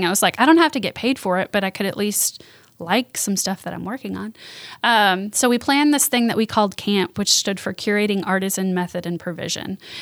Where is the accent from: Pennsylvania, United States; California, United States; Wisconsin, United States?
Wisconsin, United States; Milwaukee; moved away as an adult; now in Jackson, United States; I'm from Milwaukee, Wisconsin